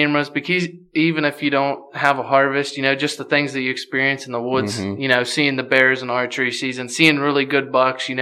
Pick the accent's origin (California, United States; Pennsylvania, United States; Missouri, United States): Pennsylvania, United States; Plain Grove; I'm from Plain Grove, Pennsylvania.